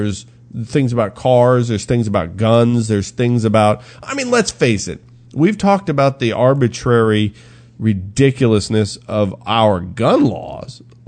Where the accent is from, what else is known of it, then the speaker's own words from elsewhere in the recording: Texas, United States; So you're telling me, as a Texan, I can go to New Mexico, open carry.